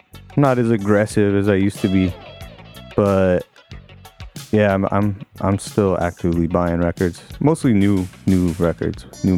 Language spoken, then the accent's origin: English; Chicago, Illinois, United States; moved away as an adult; now in Phoenix, United States; I grew up around Chicago, and I lived in Chicago most of my life. And then I decided to move to Phoenix